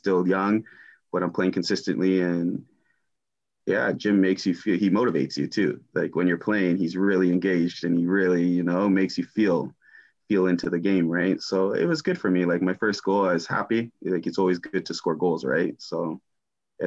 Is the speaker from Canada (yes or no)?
yes; Toronto, Ontario, Canada; born or raised there; moved away as an adult; also born or lived in Germany / Ipswich, England